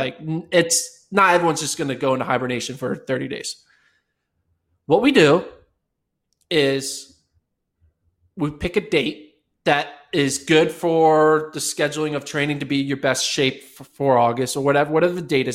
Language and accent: English; United States; being American